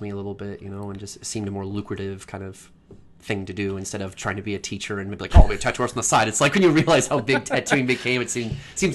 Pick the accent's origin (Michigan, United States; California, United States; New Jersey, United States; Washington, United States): Michigan, United States; Traverse City; also born or lived in Big Rapids, Michigan; now in Grand Rapids, United States; I grew up in Traverse City, Michigan.